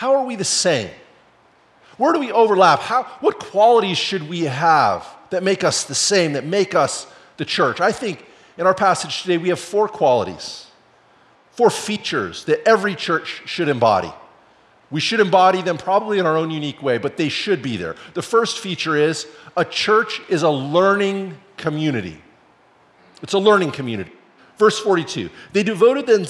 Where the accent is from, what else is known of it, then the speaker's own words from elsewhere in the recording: the Northwest, Pacific Northwest, United States; I grew up in the Northwest